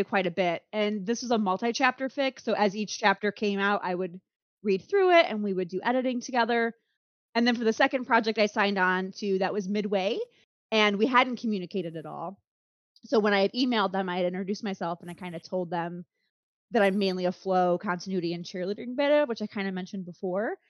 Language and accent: English; United States; as an American